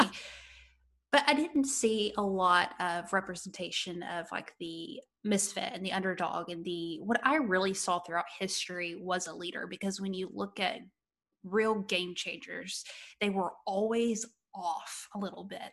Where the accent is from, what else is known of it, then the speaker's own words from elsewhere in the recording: United States; an American entrepreneur